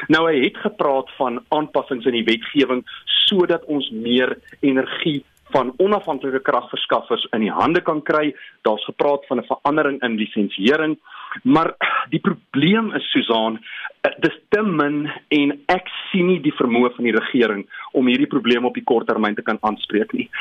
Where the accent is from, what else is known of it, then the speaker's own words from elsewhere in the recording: Bethlehem, Free State, South Africa; die Afrikaans waarmee ek in Bethlehem groot geword